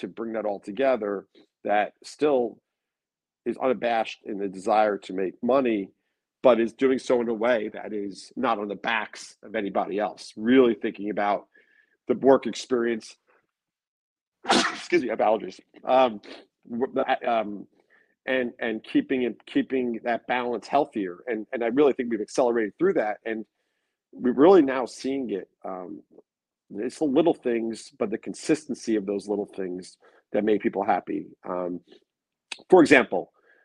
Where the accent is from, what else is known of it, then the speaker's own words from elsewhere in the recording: Long Beach, New York, United States; now in New York City, United States; where I grew up in Long Beach